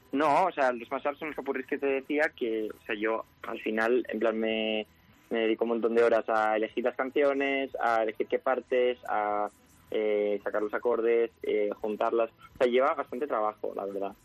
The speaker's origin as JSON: {"language": "Spanish", "region": "Extremadura", "country": "Spain", "said": "yo además soy de Extremadura"}